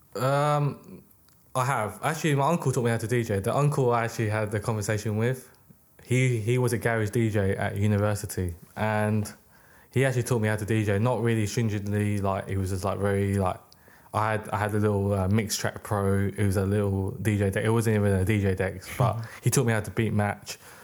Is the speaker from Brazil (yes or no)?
no; United Kingdom; also born or lived in Hong Kong; I was born in the U K.